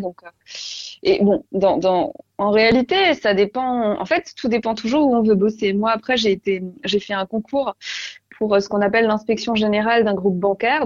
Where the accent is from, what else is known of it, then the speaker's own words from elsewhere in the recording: Alsace, Grand Est, France; moved away as an adult; also born or lived in Paris; la maison où j'ai grandi en Alsace